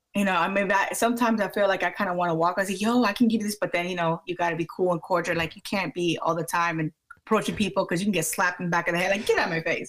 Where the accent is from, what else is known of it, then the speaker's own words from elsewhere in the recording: Maryland, United States; also born or lived in Washington, District of Columbia, United States; I am from Maryland